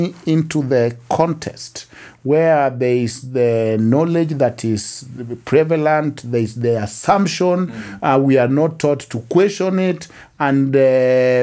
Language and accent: English; Kenya; moved away as an adult; also born or lived in United States; I never even thought so much as a Kenyan. I knew I am a Luo from this village